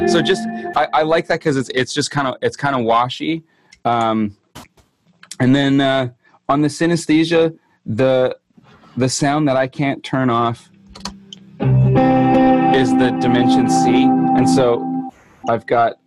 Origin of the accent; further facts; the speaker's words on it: Winnipeg, Manitoba, Canada; i am a singer songwriter guitar player from winnipeg manitoba canada